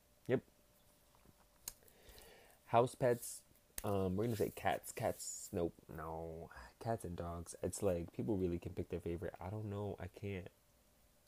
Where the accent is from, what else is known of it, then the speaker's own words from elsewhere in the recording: Massachusetts, United States; I'm from Massachusetts